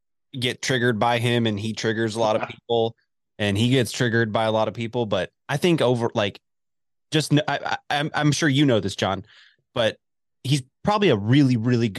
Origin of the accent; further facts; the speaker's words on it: Dallas, Texas, United States; also born or lived in Lubbock, Texas; now in Amarillo, United States; I'm from the Dallas area. I grew up in Dallas.